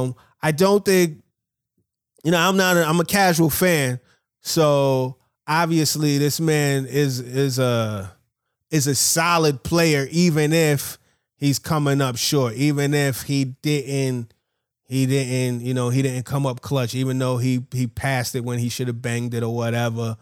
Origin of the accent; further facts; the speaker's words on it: New York, United States; I'm from New York